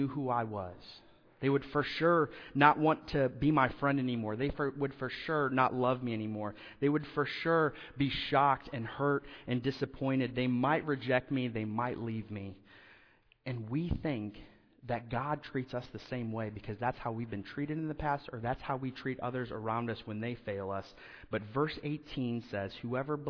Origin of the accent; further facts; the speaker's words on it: Indiana, United States; moved away; where I grew up in Indiana, homes have basements